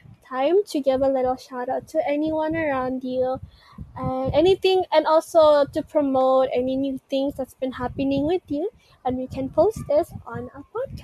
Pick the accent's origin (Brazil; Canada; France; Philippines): Philippines; English is a second language; So that means I am Filipino despite wait, I'm not Tagalog, but I can just say that it means I'm Filipino despite everything that I've found. I still yearn to love my home country, Philippines.